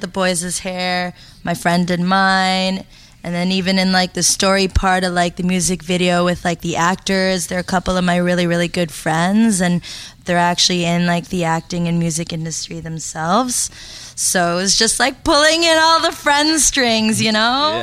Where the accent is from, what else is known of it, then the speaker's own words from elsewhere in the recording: Toronto, Ontario, Canada; also born or lived in Montreal; I was born in Montreal and then I moved here when I was in elementary school. And I actually grew up in Scarborough